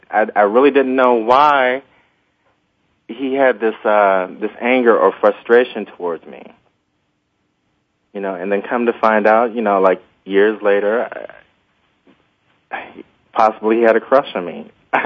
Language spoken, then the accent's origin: English; Lansing, Michigan, United States; I was born in Lansing, Michigan, and I have a very large family.